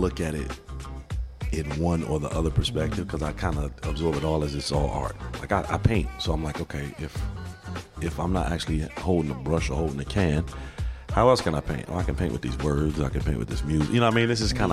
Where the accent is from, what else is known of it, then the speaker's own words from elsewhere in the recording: Chicago, Illinois, United States; I grew up in Chicago, man, in, you know, 70s and 80s and 90s